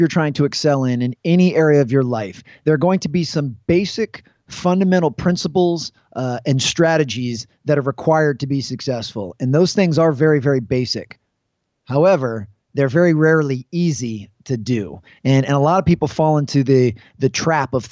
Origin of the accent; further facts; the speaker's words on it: Washington, District of Columbia, United States; I'm from the Washington, D.C. area, and I was able to work at two high schools here